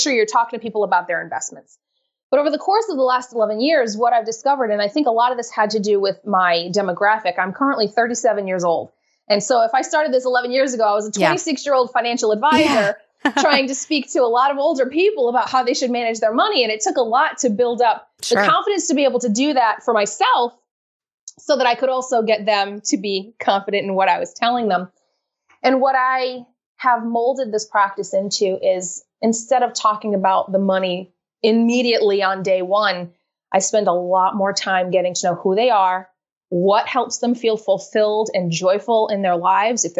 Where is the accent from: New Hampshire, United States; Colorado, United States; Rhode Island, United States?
Rhode Island, United States; I'm from Rhode Island up here in New England, the smallest state in the union.